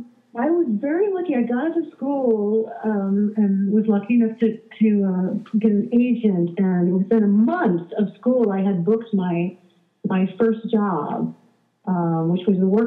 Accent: Richmond, Virginia, United States; moved away as an adult; also born or lived in Pittsburgh; now in New York, United States; Grew up in Virginia and then went to Pittsburgh and then went to New York.

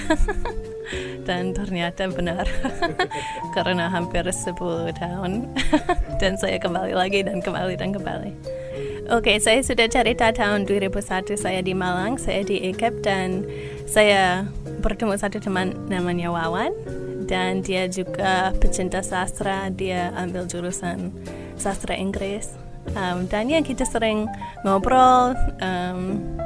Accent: New York, United States; Indonesian is a second language; moved away as an adult; also born or lived in Los Angeles; now in Indonesia; Saya berasal dari New York. Saya lahir di New York pada tahun 1980

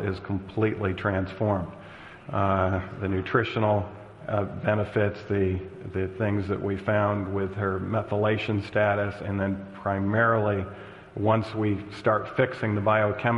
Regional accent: Michigan, United States; moved away; this is my home state

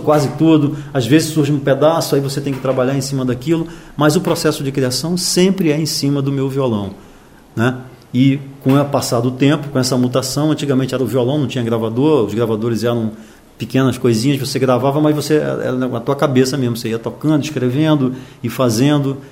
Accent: Manaus, Amazonas, Brazil; moved away; also born or lived in Rio de Janeiro; eu nasci em Manaus, né? Eu nasci em 51, eu tenho 60 anos. Então, nos anos 50, no começo dos anos 50, eu tinha logo ali 5, 6 anos em Manaus

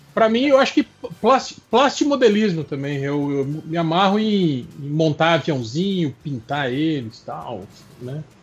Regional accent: Santa Catarina, Brazil; now in Mato Grosso, Brazil; nasci em Santa Catarina

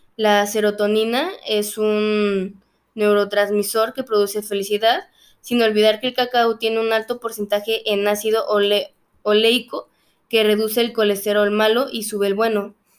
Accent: Mexico; nuestra historia y de nuestra identidad como mexicanos

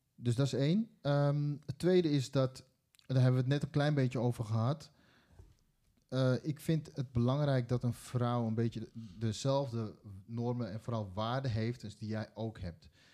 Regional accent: Netherlands; also born or lived in Suriname (ancestry); we zijn ook allemaal geboren in Nederland

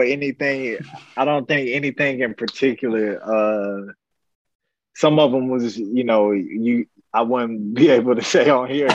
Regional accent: Florida, United States; moved away as an adult; I was growing up in Florida

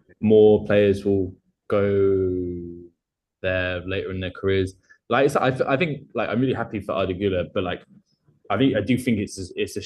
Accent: Essex, East of England, United Kingdom; I grew up in Essex

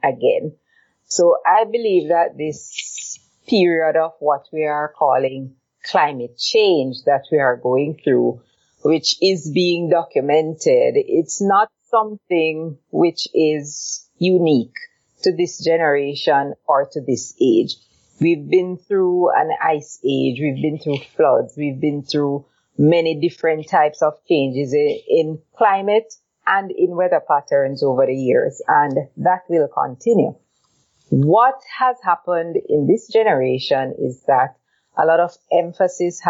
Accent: Jamaica; moved away as an adult; now in Grenada; But I'm from Jamaica. I'm living in Grenada for the past 15 years almost

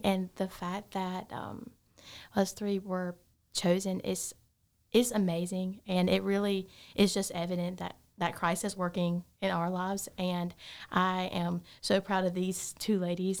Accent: Gaffney, South Carolina, United States; I am from Gaffney, South Carolina, um, not too far from here

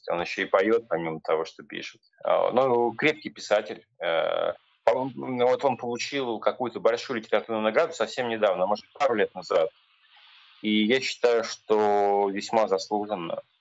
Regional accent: Ryazan, Ryazan Oblast, Russia; я сам из Рязани.

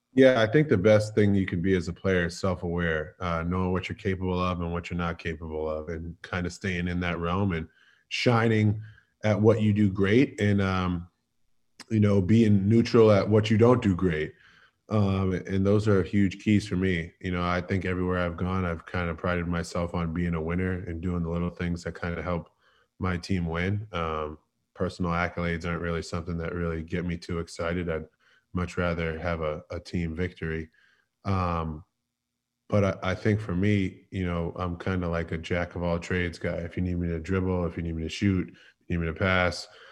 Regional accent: Boston, Massachusetts, United States; moved away as an adult; now in Philadelphia, United States; I was born and raised in Boston

